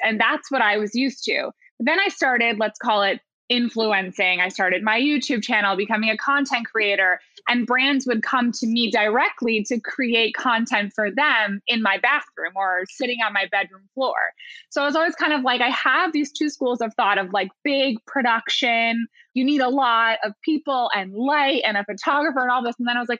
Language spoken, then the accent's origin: English; New York, United States; And then, yeah, we were both from upstate New York. We had mutual friends in common. We lived on the same block in New York